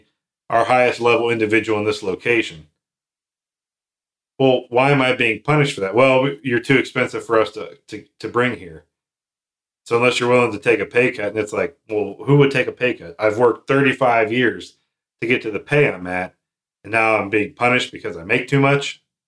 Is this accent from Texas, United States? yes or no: yes; Texas, United States; My home state where I'm from is Texas.